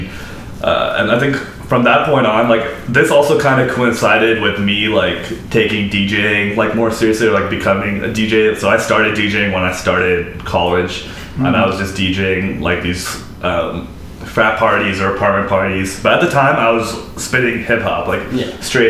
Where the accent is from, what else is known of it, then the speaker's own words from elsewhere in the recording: Southern California, United States; moved away; growing up in Southern California